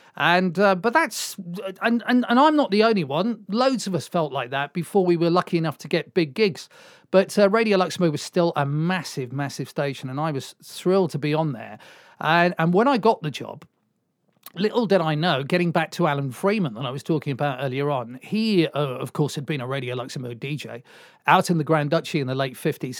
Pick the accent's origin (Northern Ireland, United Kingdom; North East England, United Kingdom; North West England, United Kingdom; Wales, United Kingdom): Wales, United Kingdom; Swansea; moved away as an adult; I come from Swansea, and that's where we are